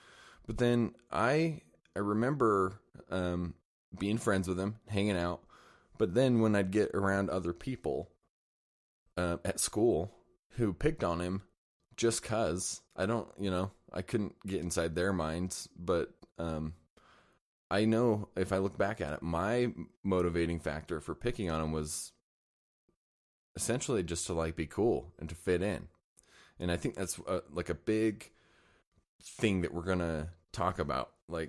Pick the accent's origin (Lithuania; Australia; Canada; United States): United States; Layton, Utah; I grew up in Layton, Utah.